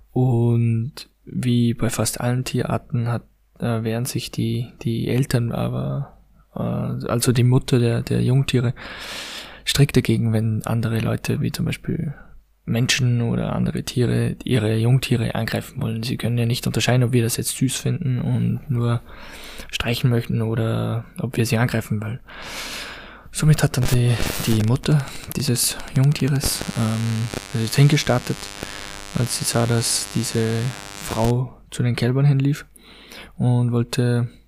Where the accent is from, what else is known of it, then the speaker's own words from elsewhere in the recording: Austria; Ich bin ja ein Mensch, ich komme aus Österreich und ich bin sozusagen in den Bergen äh, aufgewachsen